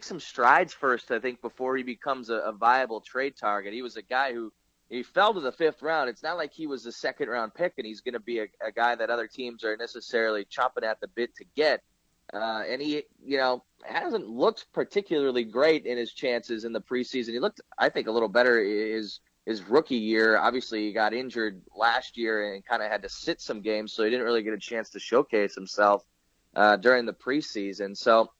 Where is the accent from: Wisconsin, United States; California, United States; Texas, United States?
Wisconsin, United States; Green Bay; I grew up near Green Bay, so I know how, kind of unique that city is as an NFL city